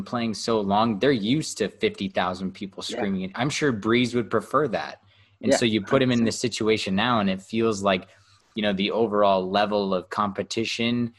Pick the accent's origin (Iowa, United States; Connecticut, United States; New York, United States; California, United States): California, United States; Central; also born or lived in Santa Barbara; growing up in Central California and then moving to Santa Barbara